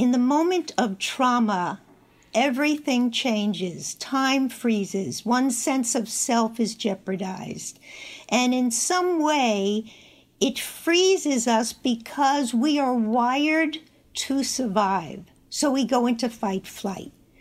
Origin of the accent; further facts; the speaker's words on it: Long Island, New York, United States; I'm joining you from home in Northport, New York